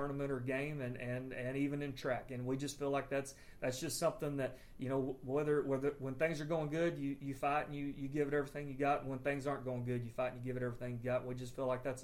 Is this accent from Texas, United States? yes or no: yes; Comanche, Texas, United States; moved away as an adult; also born or lived in Wellington, Texas / Falls City, Texas / Merkel, Texas / Stamford, Texas; now in Brady, United States; I'm originally from Commanche, Texas